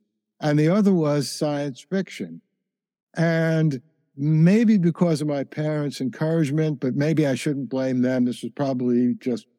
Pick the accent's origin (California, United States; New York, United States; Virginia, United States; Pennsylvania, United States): New York, United States; New York City; I grew up in the Bronx